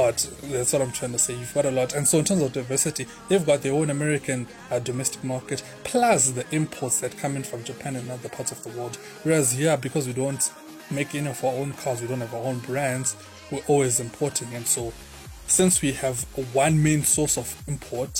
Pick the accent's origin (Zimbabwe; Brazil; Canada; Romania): Zimbabwe; my home country, Zimbabwe